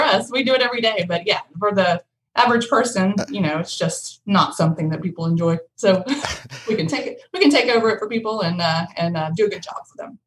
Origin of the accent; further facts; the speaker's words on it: Powder Springs, Georgia, United States; now in Rome, United States; I grew up in Powder Springs, but I've lived here in Rome all of my adult life.